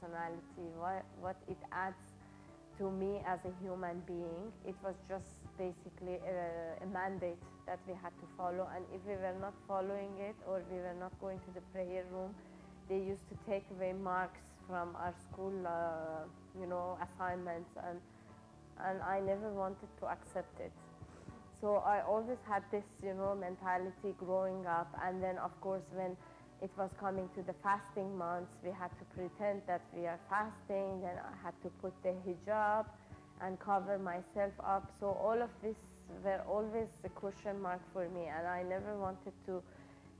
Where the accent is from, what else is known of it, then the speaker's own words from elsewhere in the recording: Iran; moved away; I'm from Iran.